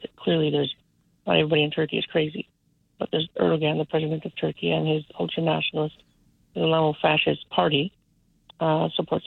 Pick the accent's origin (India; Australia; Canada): Canada; also born or lived in Africa / Vancouver, Canada; I was originally from Africa, so I've always been very grateful for the fact that I grew up in Canada.